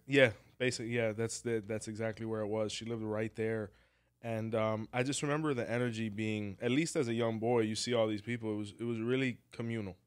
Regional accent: Hialeah, Florida, United States; we're from the same place

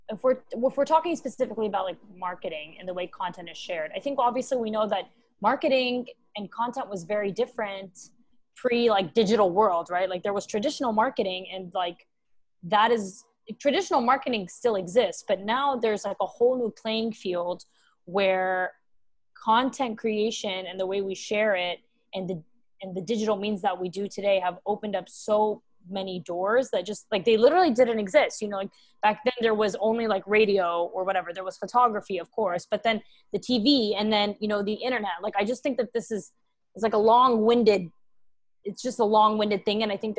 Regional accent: Dubai, United Arab Emirates; also born or lived in Texas, United States; now in New York, United States; I live in New York City, Big Apple baby, but I am originally Lebanese and Syrian, and I grew up in Dubai. But I also was born in Texas, so I'm all over the place.

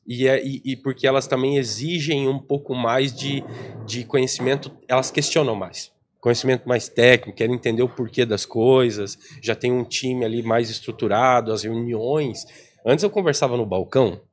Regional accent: Planalto, Paraná, Brazil; also born or lived in Cascavel, Brazil; Eu sou paranaense, né? VIP, a gente brinca, VIP interior do, do Paraná

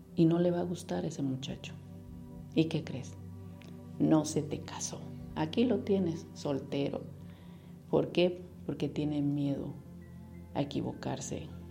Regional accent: Mexico; Como mexicanos tenemos una asociación muy grande.

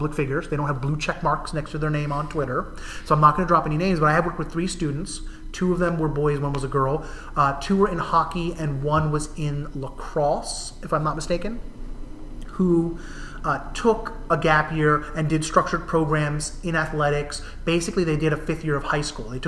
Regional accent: New Jersey, United States; now in Massachusetts, United States; Where I grew up in New Jersey, they're sometimes called county colleges

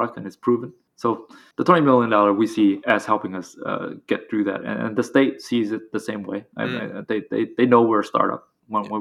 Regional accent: Vietnam; moved away; I grew up in Vietnam, all the other founders did as well.

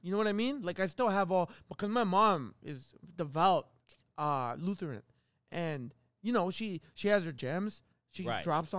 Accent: Calgary, Alberta, Canada; moved away; also born or lived in Toronto; That's my hometown.

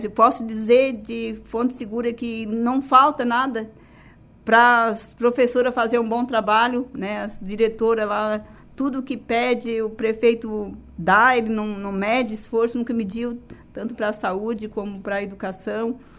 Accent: Maracajá, Santa Catarina, Brazil; eu que sou natural de Maracajá

